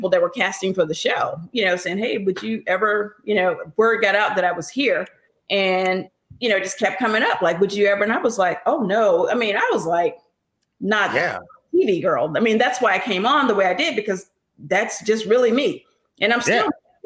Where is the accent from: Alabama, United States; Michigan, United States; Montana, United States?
Alabama, United States; moved away as an adult; also born or lived in New York; I was from Alabama